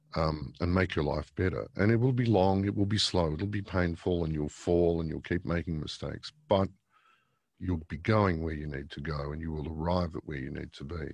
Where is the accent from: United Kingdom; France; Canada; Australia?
Australia; Victoria; moved away; originally a Victorian. I was born in Victoria, um, in nineteen sixty-one.